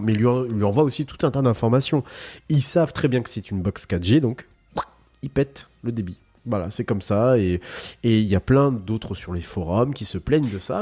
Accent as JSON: {"language": "French", "region": "Brittany", "country": "France", "said": "chez nous en Bretagne"}